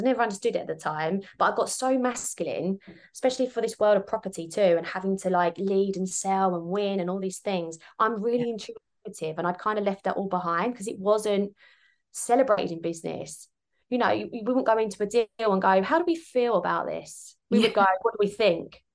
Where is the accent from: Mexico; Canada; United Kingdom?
United Kingdom; Kent, South East England; moved away as an adult; now in Sydney, Australia; I'm actually originally from Kent in the UK.